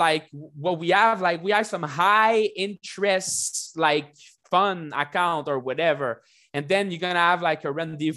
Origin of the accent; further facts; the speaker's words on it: Canada; I'm from Canada.